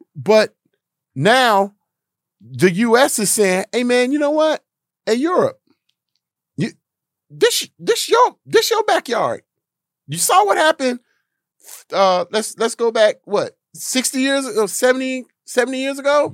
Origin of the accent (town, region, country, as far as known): United States